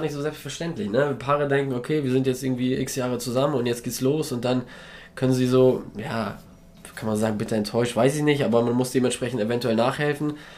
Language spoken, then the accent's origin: German; Poland; moved away; wir kommen ja aus Polen, meine Frau und ich beide, und haben dementsprechend da noch Familie und reisen da noch oft hin